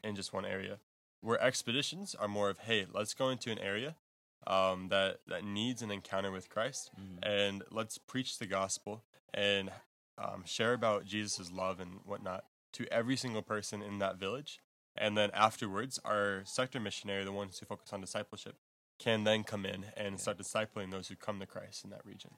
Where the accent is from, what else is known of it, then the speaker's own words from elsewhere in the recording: Texas, United States; moved away; also born or lived in Michigan / Africa; I am originally from Texas in the United States, and then a few years ago moved to Michigan